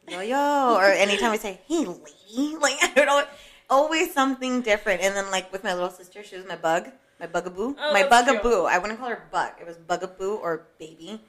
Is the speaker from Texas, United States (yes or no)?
no; Hawaii, United States; I was born in Hawaii